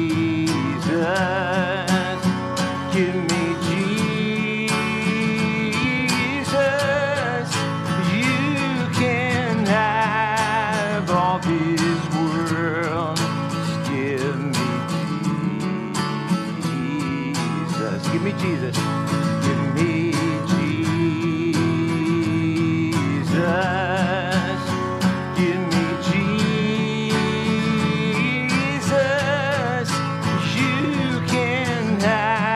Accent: Jacksonville, Florida, United States; also born or lived in Greenville, South Carolina; now in Maine, United States; I grew up in Jacksonville, Florida

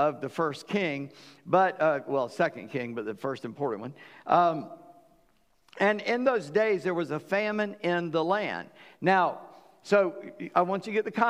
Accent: South Carolina, United States; we're from the South Carolina, Deep South, so all girls have two names

